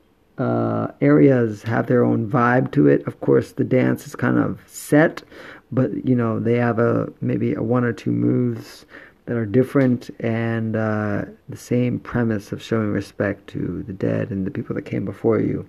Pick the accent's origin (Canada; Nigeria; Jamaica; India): Jamaica; now in Itoshima, Japan; I'm Jamaican